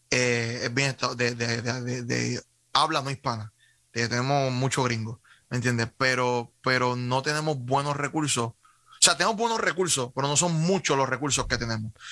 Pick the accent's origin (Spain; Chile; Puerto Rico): Puerto Rico; Carolina; Eh, soy de Carolina, ¿y qué pasó?